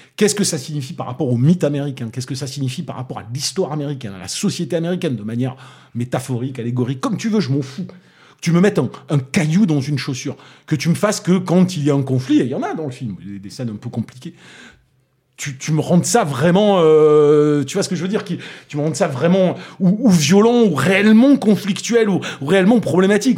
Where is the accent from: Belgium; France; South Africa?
France; Toulouse, Occitania; accent: Toulousain; mon accent toulousain